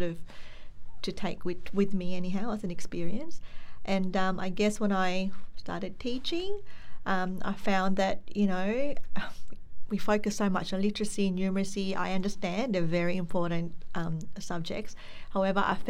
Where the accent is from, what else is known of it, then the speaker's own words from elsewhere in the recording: Philippines; now in Australia; I came from the Philippines